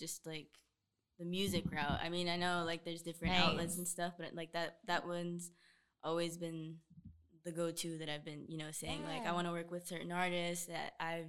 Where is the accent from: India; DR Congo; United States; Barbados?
United States; Southern California; moved away as an adult; I was born and raised in Southern California. I just recently, back in August, moved up here.